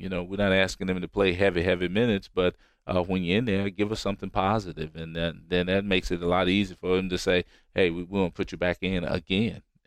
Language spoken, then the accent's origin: English; Roanoke, Virginia, United States; moved away; I'm from Roanoke, Virginia